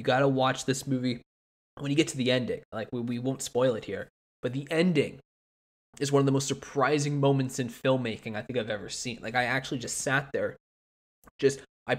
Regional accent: Canada; I'm Canadian

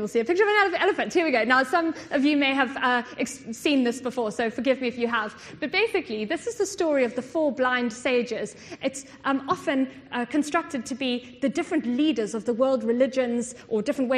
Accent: South Africa; I come from South Africa

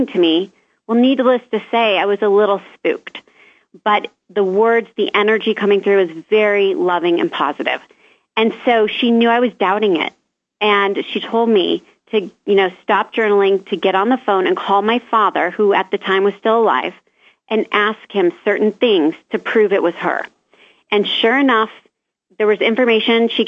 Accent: Omaha, Nebraska, United States; moved away as an adult; also born or lived in Florida; my hometown of Omaha, Nebraska

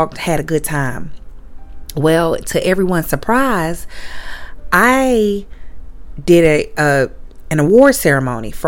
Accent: Little Rock, Arkansas, United States; moved away; my hometown in Little Rock, Arkansas

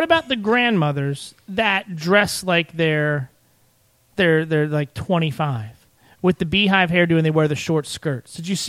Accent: Arbutus, Maryland, United States; I grew up in Arbutus, so I used to go to the Arbutus carnival.

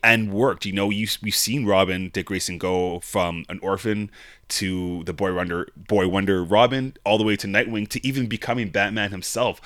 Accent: Calgary, Alberta, Canada; we're from Calgary here

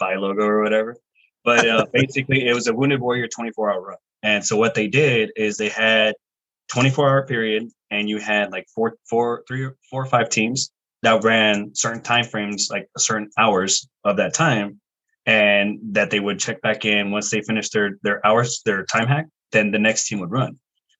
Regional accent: Riverside, California, United States; moved away as an adult; also born or lived in Monterey, California / Colorado; now in New Jersey, United States; I'm originally from California, from Southern California, Riverside.

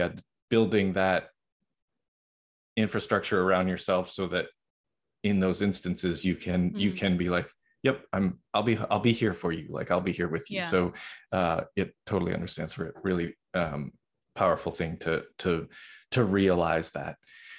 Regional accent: Boston, Massachusetts, United States; I'm originally from Boston.

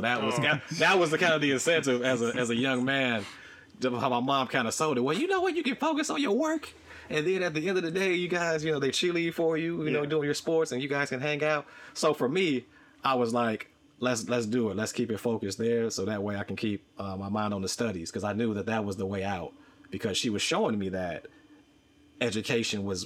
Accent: Chicago, Illinois, United States; gangs were prevalent where I grew up on the South Side

